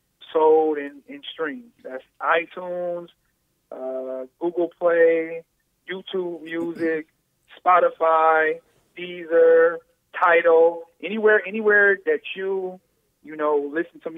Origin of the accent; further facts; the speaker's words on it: Detroit, Michigan, United States; I'm outside of Detroit, but I'm from Detroit.